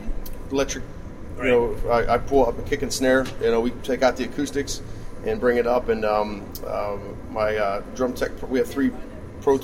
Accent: West Newton, Pennsylvania, United States; moved away as an adult; now in Los Angeles, United States; we grew up on a giant farm in West Newton, so, 118-acre farm

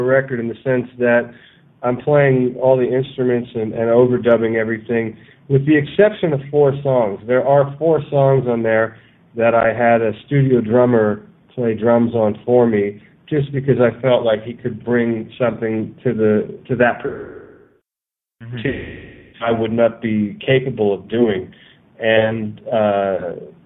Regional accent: Reading, Pennsylvania, United States; moved away as an adult; I was born in Reading, Pennsylvania, and I lived there for about 20 years.

